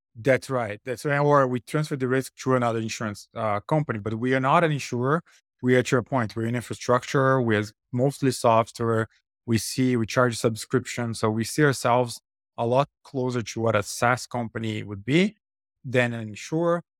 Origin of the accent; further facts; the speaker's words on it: Brazil; moved away as an adult; I'm originally from Brazil, I had moved to come into bus-, business school